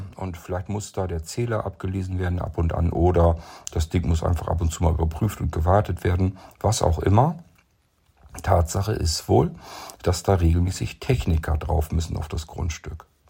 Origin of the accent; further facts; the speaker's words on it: Lower Saxony, Germany; zurück nach Niedersachsen in meine Heimat